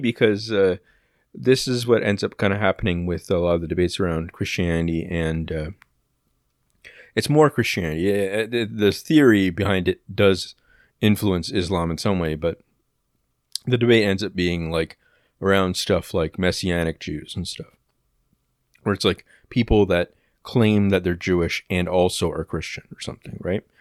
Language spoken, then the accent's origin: English; Oshawa, Ontario, Canada; I don't actually live in Oshawa anymore, but, like, uh, yeah, I was born in Oshawa General Hospital